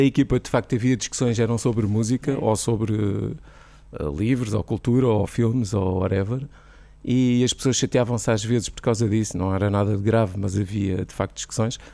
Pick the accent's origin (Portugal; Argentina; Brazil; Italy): Portugal; Figueira da Foz, Centro; moved away as an adult; also born or lived in Coimbra; now in Lisbon, Portugal; fiz rádio em Coimbra, comecei a fazer eh, nas Piratas, na, na Figueira, que é a minha terra natal